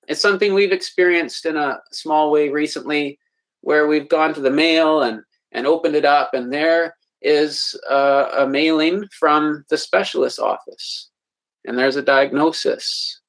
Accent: Manitoba, Canada; from Manitoba, just above North Dakota, a little bit there.

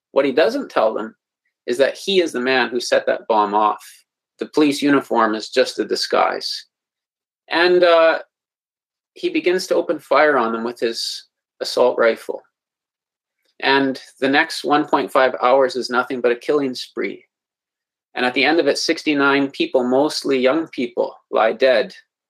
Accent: Manitoba, Canada; from Manitoba, just above North Dakota, a little bit there.

